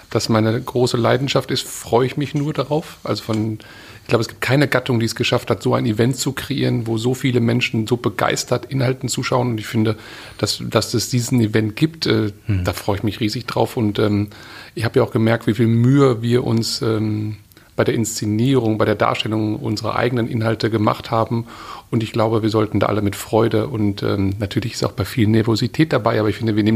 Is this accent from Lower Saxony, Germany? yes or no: no; Witten, North Rhine-Westphalia, Germany; Ich komme aus Witten im Ruhrgebiet sozusagen hier, Köln gleich um die Ecke.